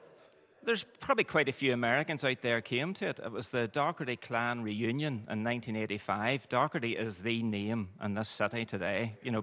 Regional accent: Derry, Northern Ireland, United Kingdom; also born or lived in Edinburgh / London / Eglinton; Well, I actually am from Derry here.

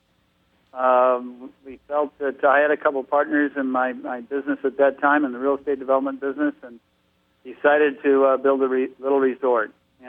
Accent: California, United States; What prompted me to get involved here, I moved from Southern California to Northern California to go to school.

